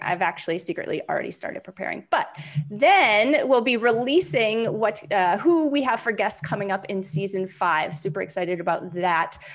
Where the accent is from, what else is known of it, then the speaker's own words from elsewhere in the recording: New Hampshire, United States; moved away; I'm from New Hampshire originally